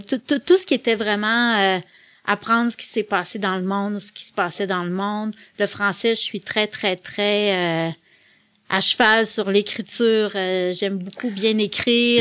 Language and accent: French; Quebec City, Quebec, Canada; also born or lived in La Pocatière, Bas-Saint-Laurent / Montreal; Moi, je suis née à Québec. Je suis originaire de Québec. J'ai presque toujours vécu à Québec et je suis encore à Québec aujourd'hui